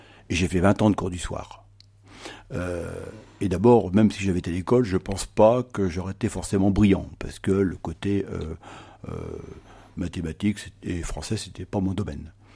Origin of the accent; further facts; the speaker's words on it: Noirmoutier-en-l'Île, Pays de la Loire, France; je viens de l'île de Normoutier